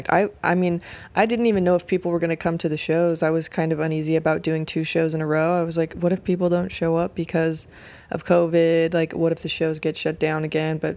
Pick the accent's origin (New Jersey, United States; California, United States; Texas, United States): California, United States; Oakland; also born or lived in Sacramento / San Francisco; now in New York, United States; So I consider the Bay, the Bay and Sacramento to be like my hometowns, but mainly I consider Oakland to be like my hometown.